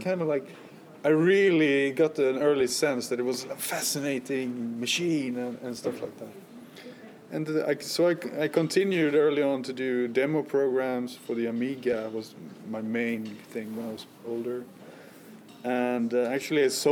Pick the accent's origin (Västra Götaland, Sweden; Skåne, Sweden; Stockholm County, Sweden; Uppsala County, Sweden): Västra Götaland, Sweden; Gothenburg; I was from Gothenburg